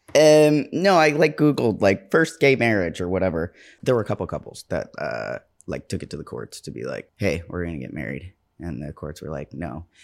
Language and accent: English; New York, United States; I'm a New Yorker.